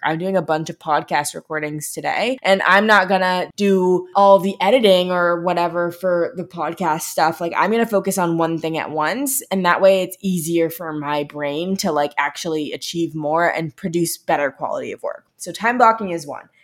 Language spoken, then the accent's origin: English; Midwest, United States; also born or lived in Los Angeles; I'm from the Midwest